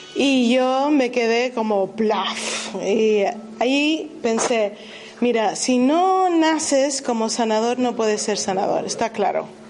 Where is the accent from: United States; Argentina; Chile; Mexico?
United States; moved away; Yo jamás hubiera pensado que iba a dejar los Estados Unidos, porque yo soy estadounidense